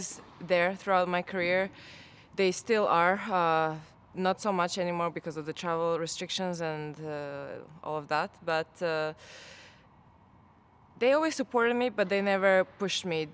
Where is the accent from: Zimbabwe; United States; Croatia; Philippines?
Croatia; moved away; I spent 3 months in my hometown in Croatia with my parents, with my family